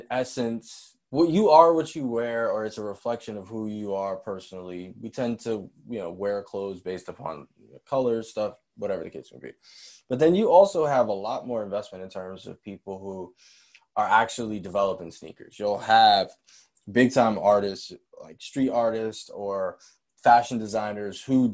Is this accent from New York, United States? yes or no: yes; New York, United States; I'm from New York. So growing up and being in school, having a fresh pair of Air Force Ones, or Uptowns as we call them in New York